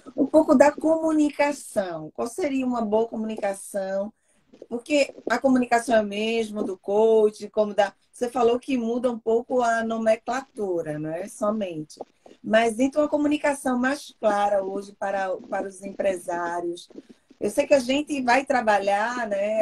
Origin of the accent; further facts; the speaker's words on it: Recife, Pernambuco, Brazil; now in Seattle, United States; eu sou de Recife, de Pernambuco